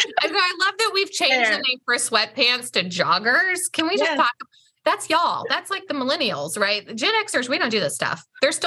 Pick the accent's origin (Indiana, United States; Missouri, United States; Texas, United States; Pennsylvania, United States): Missouri, United States; St. Louis; born there; And the Braves are a great adopted home team, but I was born in St. Louis.